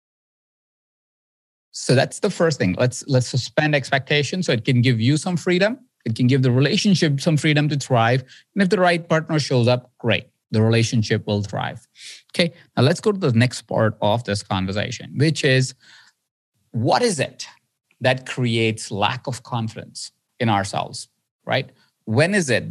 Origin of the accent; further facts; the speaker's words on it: India; I was born in India. I grew up in India